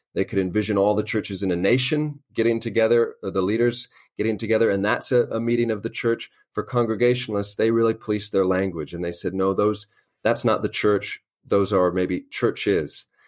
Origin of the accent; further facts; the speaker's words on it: Los Angeles, California, United States; moved away as an adult; also born or lived in Albany, Georgia / Northern Ireland; now in London, United Kingdom; I'm from Los Angeles, California originally